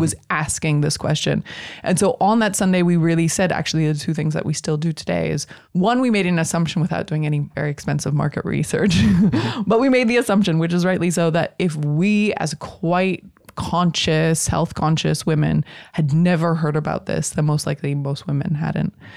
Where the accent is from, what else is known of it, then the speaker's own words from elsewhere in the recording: United States; now in Netherlands; I'm an American